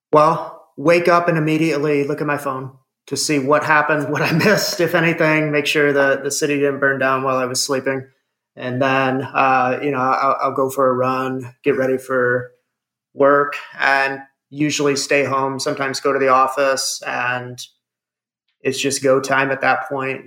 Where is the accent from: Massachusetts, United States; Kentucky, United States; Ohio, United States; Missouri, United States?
Ohio, United States; Fremont; I grew up in Ohio and went to a small private Catholic school